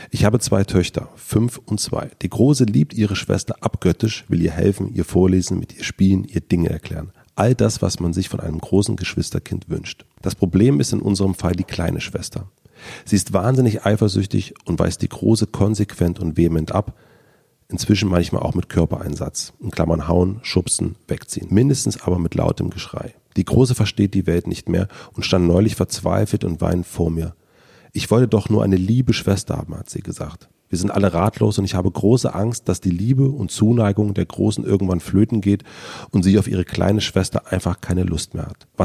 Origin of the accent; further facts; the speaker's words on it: Berlin, Germany; Man verrät als Berliner eigentlich nicht, was so der, der See ist.